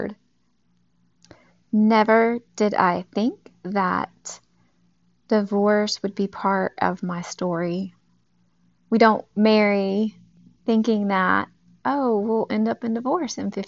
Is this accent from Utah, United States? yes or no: no; Texas, United States; now in Knoxville, United States; I'm originally from Texas. I'm now in Tennessee